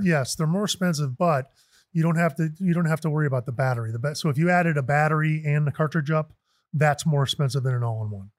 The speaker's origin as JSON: {"language": "English", "area": "Chicago suburbs", "region": "Illinois", "country": "United States", "tie": "born or raised there", "also_born_or_lived": "San Francisco", "moved": "yes", "lives_now": "Arizona, United States", "said": "I grew up in the Chicago suburbs."}